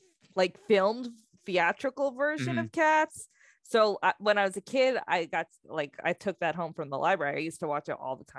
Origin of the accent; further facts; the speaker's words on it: New York, United States; I grew up in New York.